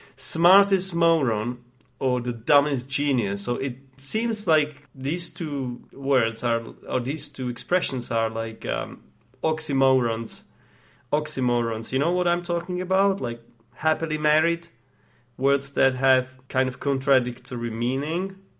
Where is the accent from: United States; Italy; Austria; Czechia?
Czechia; Prague; English is a second language; moved away as an adult; I grew up in Prague, uh, the capital of the Czech Republic.